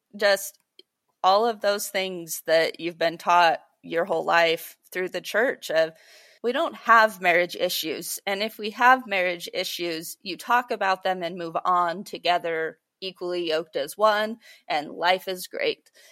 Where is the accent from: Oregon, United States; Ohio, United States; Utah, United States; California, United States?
Utah, United States; also born or lived in Idaho; I grew up a lot in Utah and Idaho